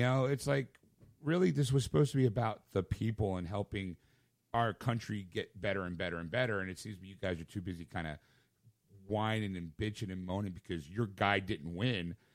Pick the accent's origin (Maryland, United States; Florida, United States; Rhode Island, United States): Rhode Island, United States; So I'm from Rhode Island.